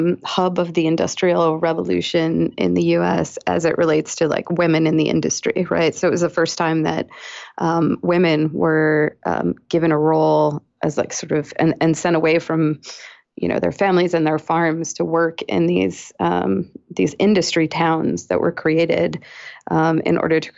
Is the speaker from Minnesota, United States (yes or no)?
no; Weymouth, Massachusetts, United States; now in Chicago, United States; I'm from Weymouth, Massachusetts.